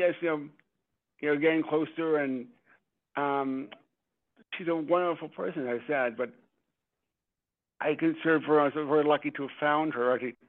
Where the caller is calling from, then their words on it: Stamford, Connecticut, United States; …, Stamford, Connecticut.